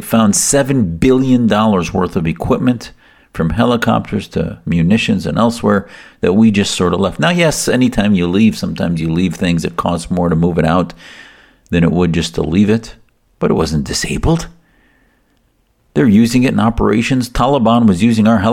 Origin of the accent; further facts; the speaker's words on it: United States; as an American Muslim